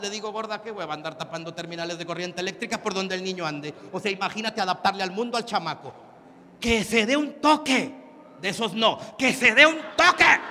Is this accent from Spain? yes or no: no; Mexico; yo soy mexicano